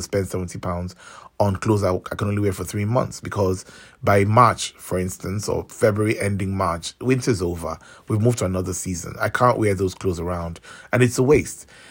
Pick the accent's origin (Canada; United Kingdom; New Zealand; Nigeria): Nigeria; I'm from Nigeria